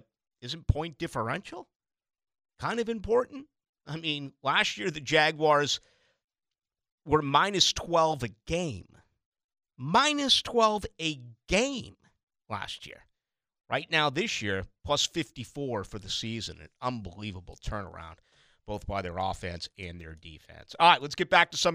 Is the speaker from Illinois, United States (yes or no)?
no; Boston, Massachusetts, United States; now in Jacksonville, United States; from my hometown of Boston.